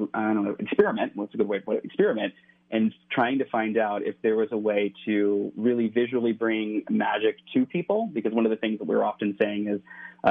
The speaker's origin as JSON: {"language": "English", "town": "Cincinnati", "region": "Ohio", "country": "United States", "tie": "born or raised there", "moved": "yes", "lives_now": "California, United States", "said": "But I'm from the Midwest. I grew up in right outside of Cincinnati."}